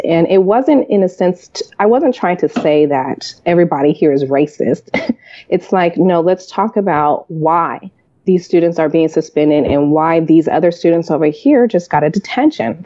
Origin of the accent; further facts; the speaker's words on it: California, United States; i grew up in california